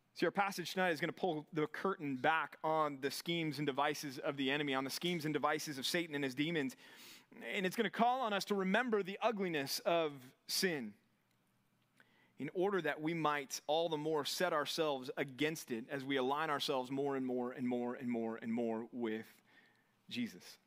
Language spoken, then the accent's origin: English; Texas, United States; now in California, United States; as a Texan